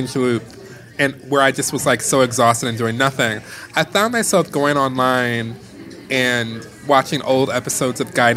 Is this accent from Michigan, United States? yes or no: yes; Detroit, Michigan, United States; I grew up in Detroit in Motown.